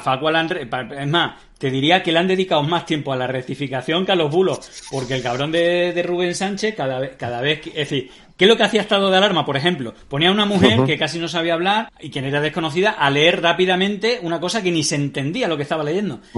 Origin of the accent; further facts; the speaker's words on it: Extremadura, Spain; en Extremadura somos un poco burros.